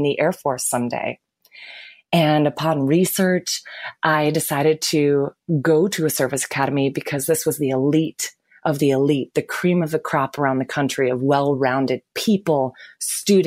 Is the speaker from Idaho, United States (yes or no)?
no; Lansing, Michigan, United States; I was born and raised in Lansing, Michigan.